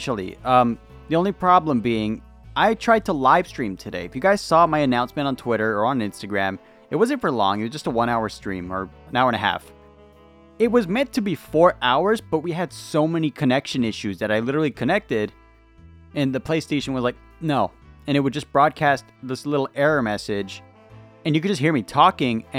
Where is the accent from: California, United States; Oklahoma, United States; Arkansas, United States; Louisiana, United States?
California, United States; I'm from California